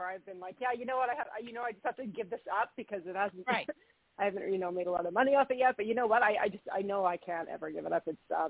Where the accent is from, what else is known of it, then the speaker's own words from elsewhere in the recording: Marathon, Ontario, Canada; moved away as an adult; now in Edmonton, Canada; I left my hometown of small town in Marathon in Ontario.